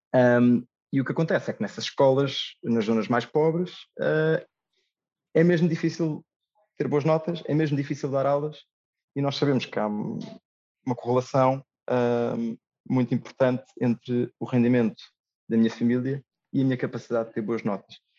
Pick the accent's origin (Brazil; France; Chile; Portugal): Portugal; Lisbon; moved away as an adult; sou de Lisboa